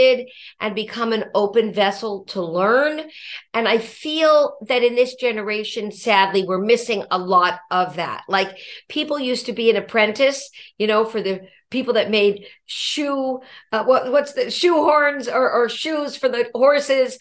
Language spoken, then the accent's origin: English; Los Angeles, California, United States; now in Brooklyn, United States; I was from Los Angeles, California, originally